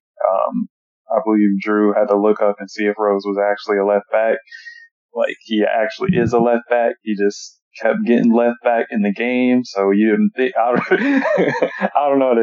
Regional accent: Florida, United States; also born or lived in Texas; I'm from Florida. Really, I was born in Texas, but I'm from Florida

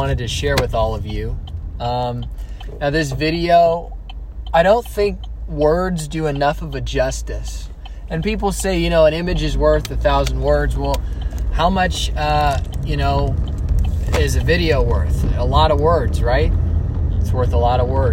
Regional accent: Alamo, California, United States; also born or lived in Dublin, California; I'm from the Bay Area, from the East Bay, from a town called Alamo. I was born and raised in the East Bay

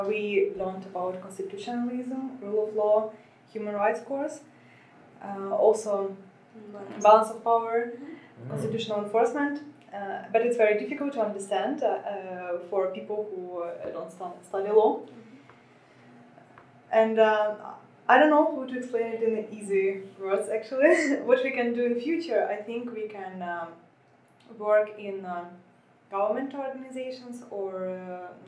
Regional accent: Ukraine; moved away as an adult; now in Sweden; I came from Ukraine. In Ukraine, I got my bachelor and master degrees in law.

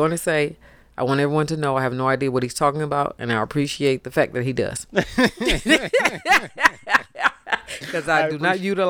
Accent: Detroit, Michigan, United States; I'm an older Detroiter.

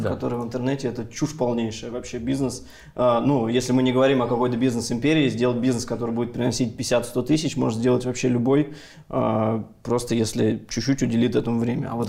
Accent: Ryazan, Ryazan Oblast, Russia; now in Moscow, Russia; ну я из {S4} региона, я из Рязани, как бы в Рязани это классные деньги. Вообще, сейчас в Москве живу

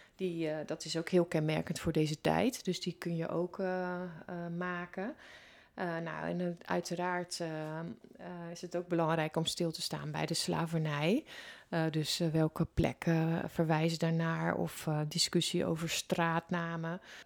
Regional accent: Netherlands; ons land

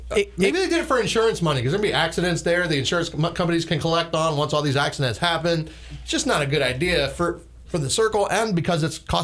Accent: New Jersey, United States; also born or lived in Milwaukee, Wisconsin / Richmond Hill, Georgia; now in Darien, United States; I'm from Jersey, and we got a ton of them.

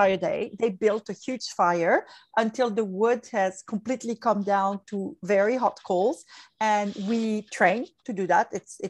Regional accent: France; English is a second language; moved away as an adult; also born or lived in Hong Kong; now in Asia; I'm from France

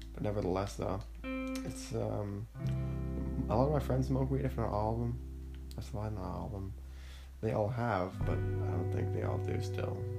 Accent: Ontario, Canada; I was born in Canada in a small shitty town near Ottawa

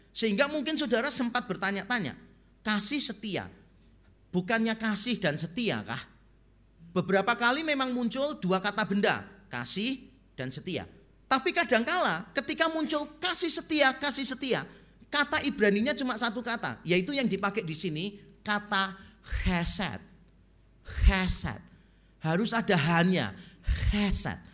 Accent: Semarang, Central Java, Indonesia; moved away; also born or lived in Surabaya; Waktu pertama kali saya pindah dari Semarang ke Surabaya

